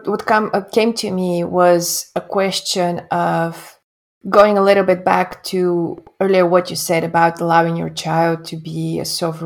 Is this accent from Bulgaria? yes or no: yes; Bulgaria; Bulgaria, my home country